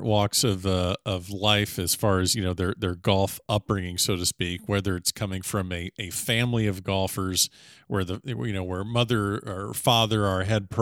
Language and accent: English; South Florida, United States; we've known each other for quite a long time growing up in South Florida